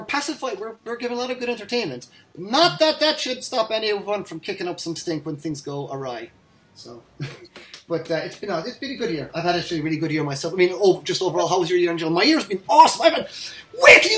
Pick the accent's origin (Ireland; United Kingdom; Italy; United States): Ireland; accent: Irish; I'm the Irish one.